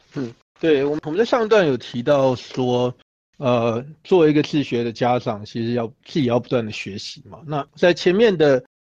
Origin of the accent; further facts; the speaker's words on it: Taiwan; 我们来自于台湾嘛，所以我们是一个没有雪的国家啊